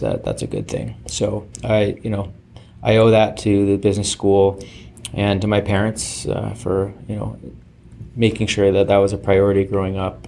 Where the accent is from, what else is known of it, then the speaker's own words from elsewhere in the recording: Canada; be humble about being canadian